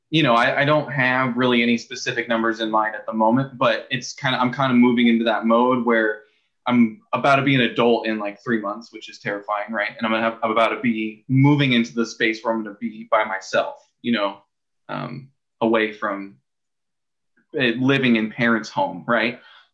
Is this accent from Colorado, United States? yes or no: no; California, United States; now in Oregon, United States; I come here to Oregon from Southern California